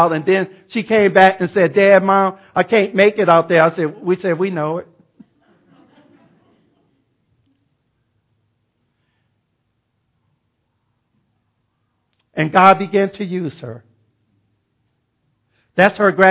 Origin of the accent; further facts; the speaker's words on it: Chicago, Illinois, United States; moved away; I was from Chicago